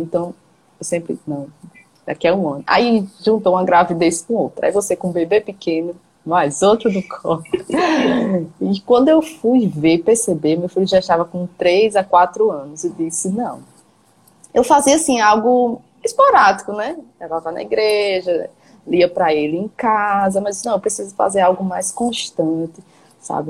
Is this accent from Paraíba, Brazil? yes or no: yes; João Pessoa, Paraíba, Brazil; eu sou aqui de João Pessoa, na Paraíba